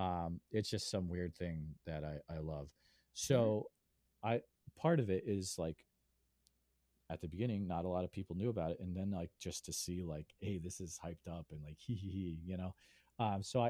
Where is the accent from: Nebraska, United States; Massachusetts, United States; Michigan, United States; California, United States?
Massachusetts, United States; Western; moved away as an adult; now in Iowa, United States; I grew up in Western Mass, I moved out to Iowa